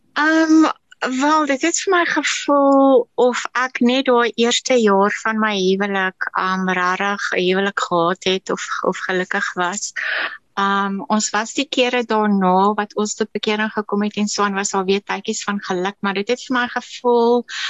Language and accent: Afrikaans; KwaZulu-Natal, South Africa; ek is in Natal gebore